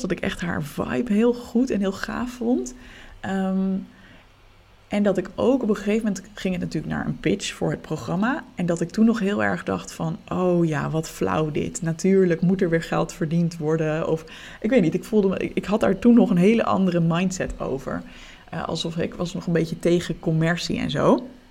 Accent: Leiden, South Holland, Netherlands; we bleken allebei uit Leiden te komen

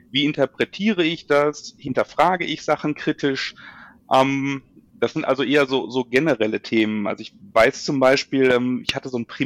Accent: Duisburg, North Rhine-Westphalia, Germany; ich bin in Duisburg aufgewachsen und äh, Deswegen bin also ein, ein Kind des Ruhrgebiets

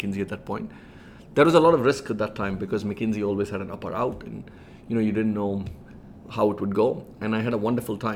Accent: Chennai, Tamil Nadu, India; moved away as an adult; also born or lived in Michigan; I grew up in Chennai, in Madras, as we used to call it at that point.

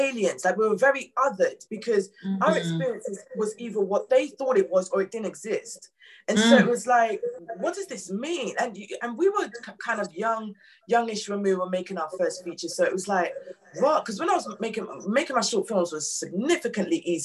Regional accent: London, United Kingdom; I grew up in New Cross

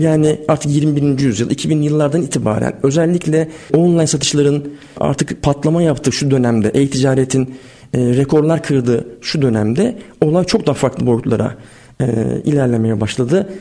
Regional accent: Sakarya, Turkey; moved away as an adult; also born or lived in Istanbul; ben bin dokuz yüz yetmiş yedi Sakarya doğumluyum. İlk orta ve lise öğrenimi Sakarya'da geçtikten sonra

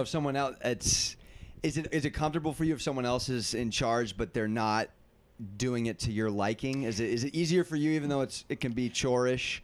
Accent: San Diego, California, United States; I'm from San Diego.

